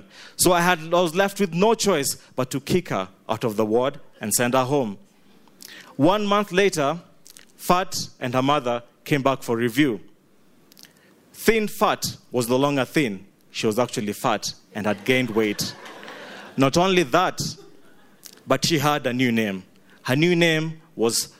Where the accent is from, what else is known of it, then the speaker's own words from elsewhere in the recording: Kenya; now in Uganda; I am Ugandan through and through, I grew up in Kenya